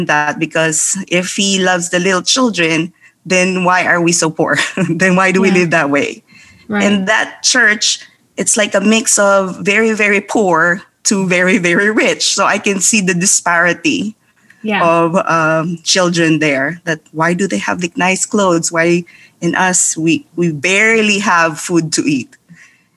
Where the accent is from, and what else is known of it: Philippines; born or raised there